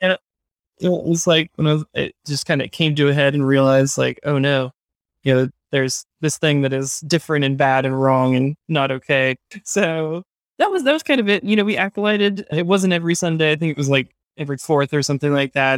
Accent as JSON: {"language": "English", "town": "Hendersonville", "region": "North Carolina", "country": "United States", "tie": "born or raised there", "said": "I grew up in Hendersonville, North Carolina"}